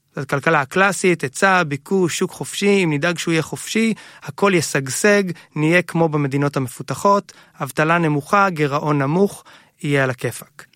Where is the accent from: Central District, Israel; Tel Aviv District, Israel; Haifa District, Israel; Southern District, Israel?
Central District, Israel; Hod HaSharon; גדלנו בהוד השרון